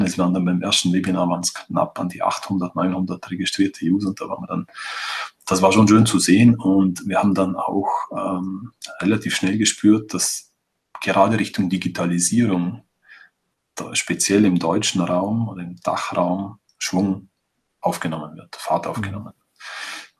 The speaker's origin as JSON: {"language": "German", "region": "Vorarlberg", "country": "Austria", "said": "bei uns in Vorarlberg"}